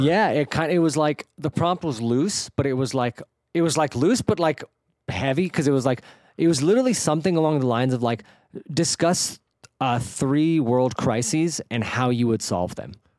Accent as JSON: {"language": "English", "area": "the Bay Area", "region": "California", "country": "United States", "tie": "born or raised there", "also_born_or_lived": "San Diego", "moved": "as an adult", "lives_now": "Los Angeles, United States", "said": "I grew up in the Bay"}